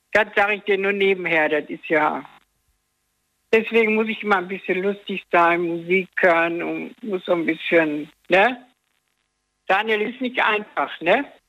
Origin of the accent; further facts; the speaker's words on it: Dortmund, North Rhine-Westphalia, Germany; ich komme aus Dortmund